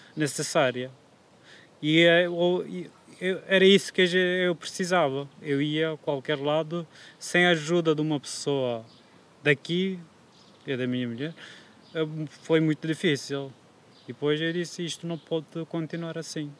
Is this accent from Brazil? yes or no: no; Kurdistan, Turkey; Portuguese is a second language; moved away as an adult; now in Aveiro, Portugal; eu sou do Kurdistão, mas como ainda não é um país independente, oficialmente eu sou da Turquia